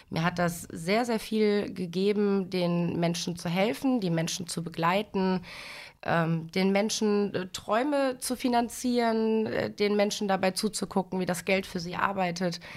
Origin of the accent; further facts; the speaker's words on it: Dinslaken, North Rhine-Westphalia, Germany; ich bin 33 Jahre alt, verheiratet, Mutter einer neunjährigen Tochter und ich komme aus Dienstlaken.